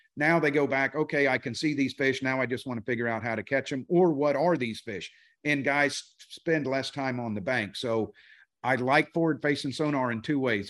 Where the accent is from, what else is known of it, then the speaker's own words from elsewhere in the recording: Florida, United States; we grew up in Florida